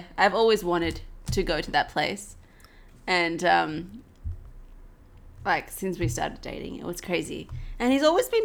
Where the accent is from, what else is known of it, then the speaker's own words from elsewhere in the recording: Australia; as an Australian